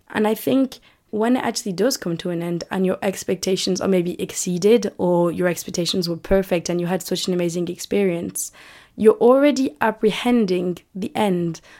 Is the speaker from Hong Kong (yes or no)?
no; United Kingdom; accent: British; I really don't want to lose the British accent